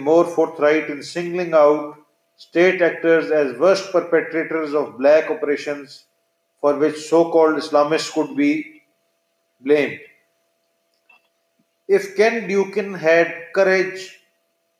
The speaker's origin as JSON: {"language": "English", "country": "Pakistan", "tie": "born or raised there", "said": "having been born and bred in Pakistan"}